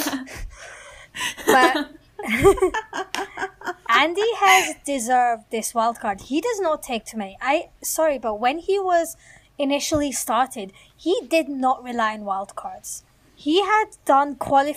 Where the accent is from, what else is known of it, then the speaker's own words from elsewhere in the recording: Canada; I'm a Canadian